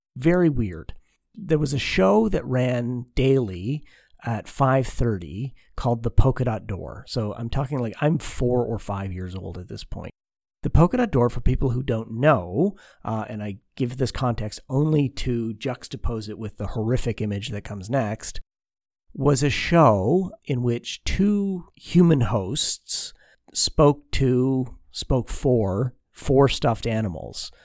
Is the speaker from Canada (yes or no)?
yes; Oshawa, Ontario, Canada; Growing up in Oshawa, Ontario, Canada